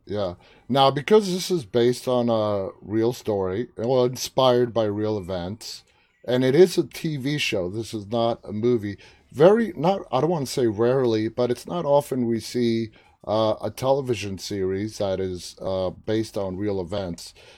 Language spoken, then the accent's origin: English; New York, United States; moved away as an adult; also born or lived in Washington, D.C. area; now in near Washington, D.C., United States; I was born and raised in New York for 23 years, and to see I live just outside of D.C. now